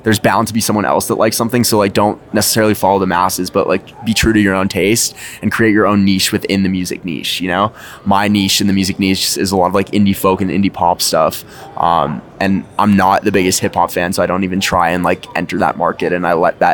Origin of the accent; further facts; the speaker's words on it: Los Angeles, California, United States; moved away as an adult; now in New York City, United States; I'm from Los Angeles, California, but I recently moved to New York City